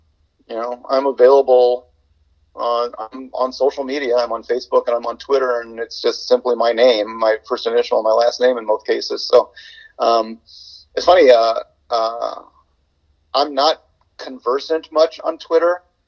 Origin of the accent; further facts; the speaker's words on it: Indiana, United States; You know, I grew up in Indiana where that idea was the Bible.